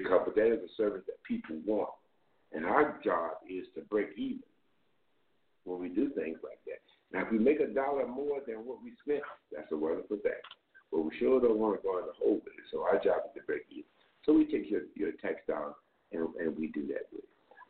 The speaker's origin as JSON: {"language": "English", "town": "Fort Lauderdale", "region": "Florida", "country": "United States", "moved": "as an adult", "said": "Fort Lauderdale, Florida. I came here in 1968 to attend Morehouse College."}